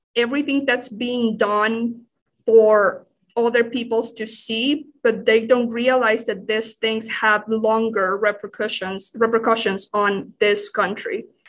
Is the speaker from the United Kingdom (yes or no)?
no; Managua, Nicaragua; English is a second language; moved away as an adult; I grew up in, uh, the capital ciri-, city of Nicaragua